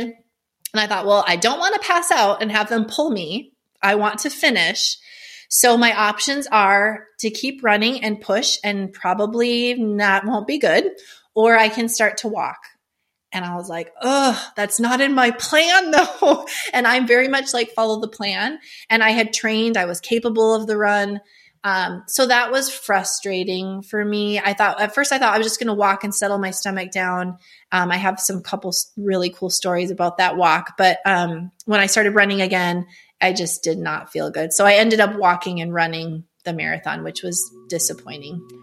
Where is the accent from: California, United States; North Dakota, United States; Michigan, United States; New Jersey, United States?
North Dakota, United States; I'm from North Dakota.